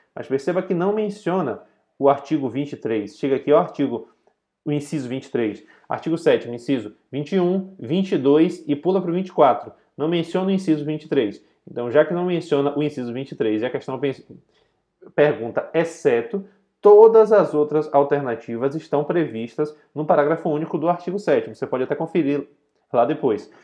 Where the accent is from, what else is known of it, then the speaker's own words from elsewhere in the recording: Brazil; sou brasileiro nato, mas eu não pedi para ser brasileiro nato. Quando eu nasci, eu já nasci brasileiro nato